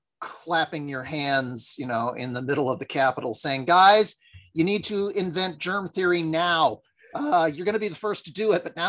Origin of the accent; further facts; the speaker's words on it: United States; As an American